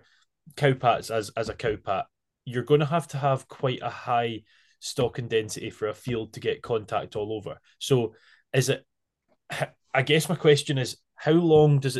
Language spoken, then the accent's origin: English; Isle of Arran, Scotland, United Kingdom; I was from the Isle of Arran